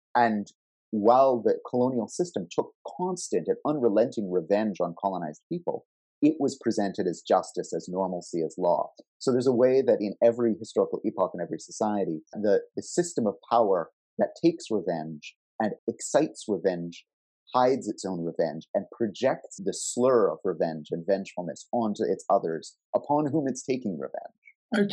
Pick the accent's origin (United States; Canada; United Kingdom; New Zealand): Canada; here in my home country of Canada